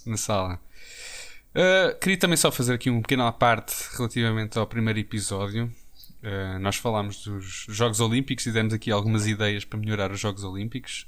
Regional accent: Portugal; como bons portugueses que somos

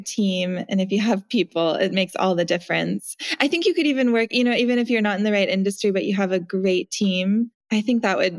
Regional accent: Montana, United States; now in San Francisco, United States; I grew up in Montana in a super small little town

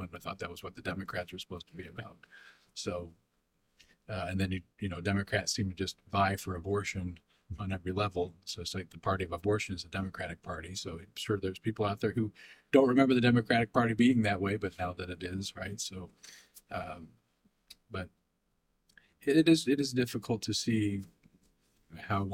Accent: United States; as American people

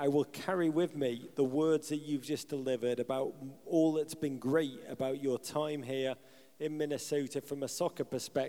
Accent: Liverpool, North West England, United Kingdom; moved away; I grew up in Liverpool, England.

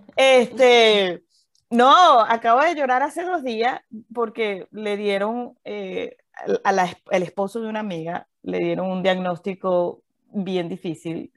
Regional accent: Valencia, Carabobo, Venezuela; moved away as an adult; also born or lived in Caracas, Venezuela / Mérida, Venezuela; now in Houston, United States; Yo nací en Venezuela, nací en Caracas, viví toda mi vida en Valencia

